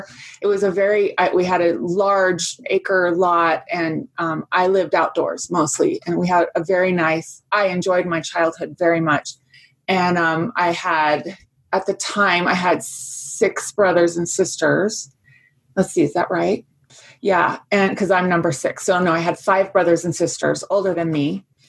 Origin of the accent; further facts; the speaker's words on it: Fairfax, Virginia, United States; Well, I was born and raised in Virginia. My dad was working in the Pentagon at the time in the Department of Agriculture. And we lived in Fairfax, Virginia, which is very close there.